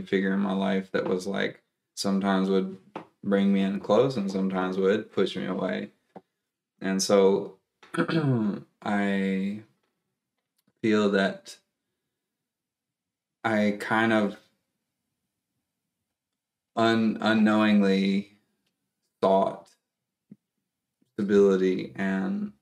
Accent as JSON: {"language": "English", "region": "East Tennessee", "country": "United States", "tie": "born or raised there", "also_born_or_lived": "Texas / North Carolina / South Carolina", "said": "I grew up near the mountains of East Tennessee"}